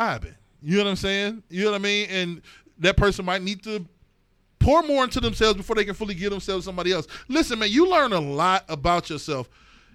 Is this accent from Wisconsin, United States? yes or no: no; East Cleveland, Ohio, United States; growing up in East Cleveland